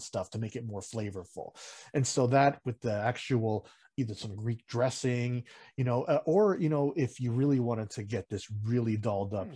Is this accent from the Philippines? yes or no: yes; Philippines; we're Filipino at heart mm-hmm. and, also in blood and nationality